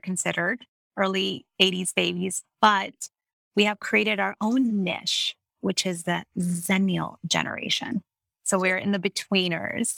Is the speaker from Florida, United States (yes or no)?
yes; Miami, Florida, United States; also born or lived in Kissimmee, Florida; I was born in Miami, Florida, and I spent most of my childhood there